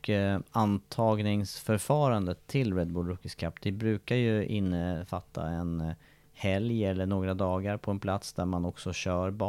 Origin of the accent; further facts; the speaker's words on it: Sweden; Så hinner jag ju inte vänta på att jag ska bli mästare hemma i Sverige på någonting.